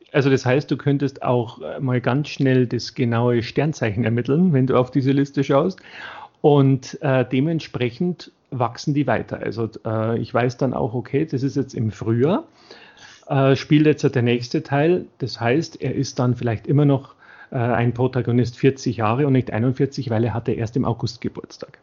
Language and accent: German; Bavaria, Germany; für mich als Bayer